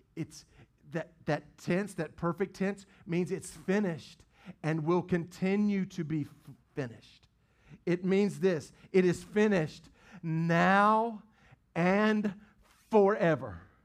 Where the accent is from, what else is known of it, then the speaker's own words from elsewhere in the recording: the Bible Belt, United States; we grew up in the Bible Belt